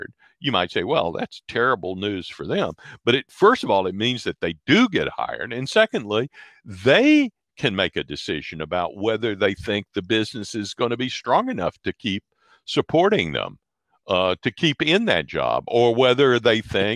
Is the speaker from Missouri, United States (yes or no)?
no; Mississippi, United States; also born or lived in Massachusetts; now in Illinois, United States; I come from Mississippi originally. I've lived in Massachusetts. I live in Illinois now.